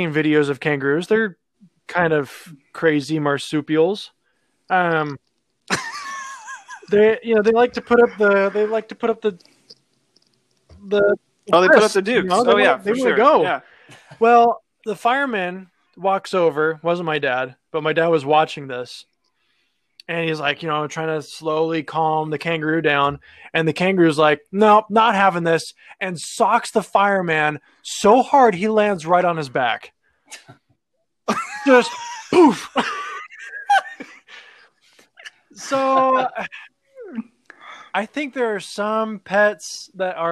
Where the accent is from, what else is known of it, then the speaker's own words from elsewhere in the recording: Buffalo, New York, United States; my hometown of Buffalo, New York